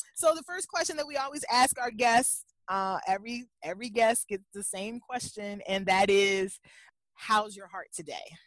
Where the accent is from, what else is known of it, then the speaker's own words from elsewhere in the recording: Louisville, Kentucky, United States; moved away as an adult; also born or lived in Lexington, Kentucky / Chicago; Kentucky, whether it was Lexington for college or Louisville, my hometown, was familiar